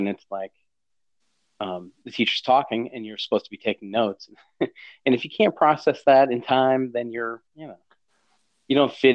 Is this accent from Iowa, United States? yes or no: no; Maine, United States; I'm from Maine, you know, deep in Stephen King country.